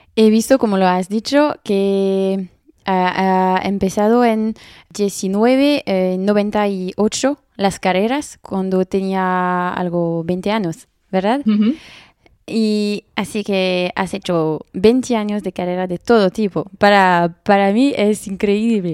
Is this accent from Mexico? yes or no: no; France; accent: French; Spanish is a second language; mi acento español, es muy francés